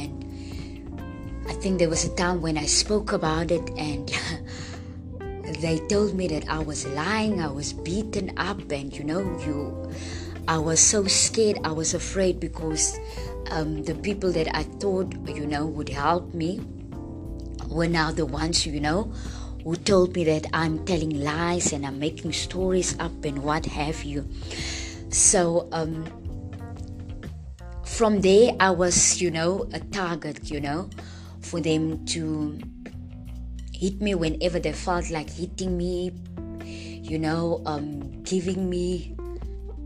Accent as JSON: {"language": "English", "town": "Friedendal", "country": "South Africa", "tie": "born or raised there", "said": "I am from Friedendal. And Friedendal is a small town, where I grew up"}